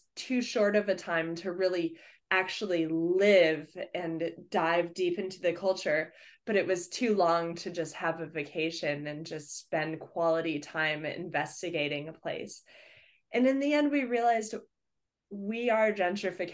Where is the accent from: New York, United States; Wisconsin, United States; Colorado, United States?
Colorado, United States; Denver; moved away as an adult; also born or lived in Fort Collins, Colorado; now in Bellingham, United States; I grew up in Denver, Colorado.